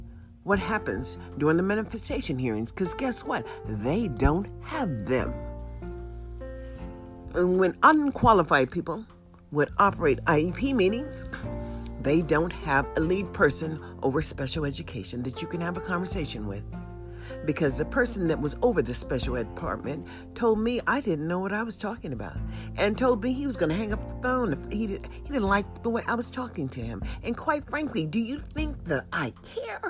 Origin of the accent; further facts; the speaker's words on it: United States; also born or lived in Nevada; I am an American citizen.